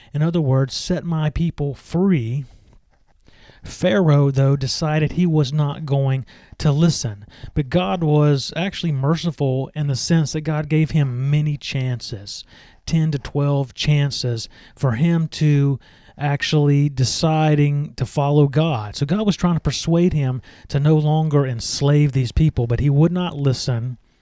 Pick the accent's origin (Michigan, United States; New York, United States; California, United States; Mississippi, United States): Mississippi, United States; Meridian; I grew up in the United States in the state of Mississippi. My hometown is Meridian.